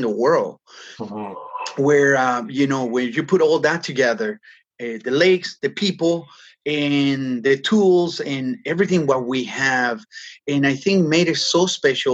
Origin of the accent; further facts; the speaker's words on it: Peru; now in Toronto, Canada; I grew up in Peru and, you know, surfing the entire coast as a kid